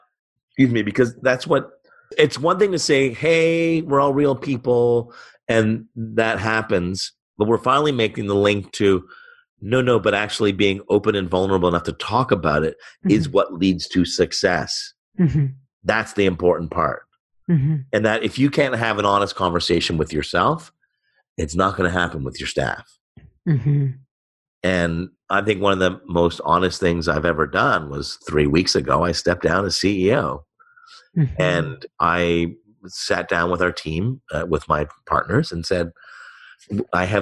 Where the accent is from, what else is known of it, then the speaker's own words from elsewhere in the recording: Montreal, Quebec, Canada; I was born in Montreal